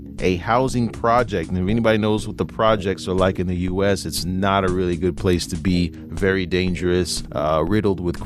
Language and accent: English; United States; we're from the United States